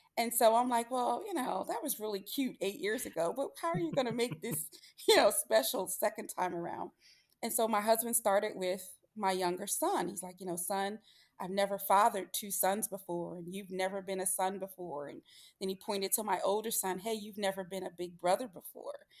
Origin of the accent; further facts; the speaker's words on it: Philadelphia, Pennsylvania, United States; I'm from the Philadelphia area